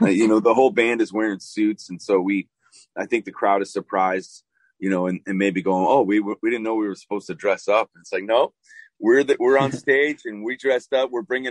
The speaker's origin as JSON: {"language": "English", "town": "Chicago", "region": "Illinois", "country": "United States", "lives_now": "Nashville, United States", "said": "I moved to Nashville from Chicago, Illinois, and I started to sound more Southern."}